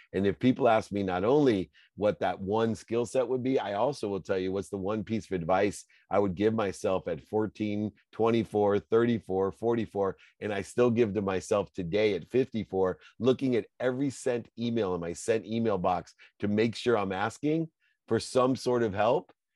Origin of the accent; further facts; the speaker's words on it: Akron, Ohio, United States; I grew up, I had a single mom, my dad left when I was five. I lived in Akron, Ohio, great place to be from